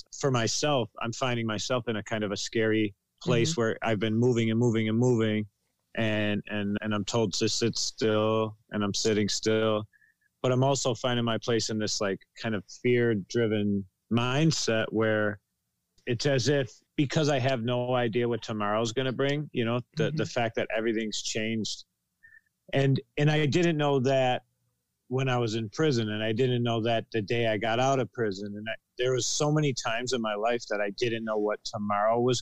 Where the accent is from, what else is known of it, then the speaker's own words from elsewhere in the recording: Buffalo, New York, United States; I'm from Buffalo, New York